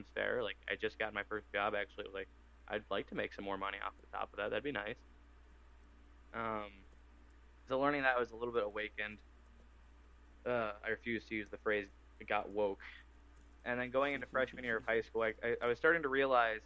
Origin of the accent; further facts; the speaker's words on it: Waconia, Minnesota, United States; growing up in Waconia, Minnesota, Carver County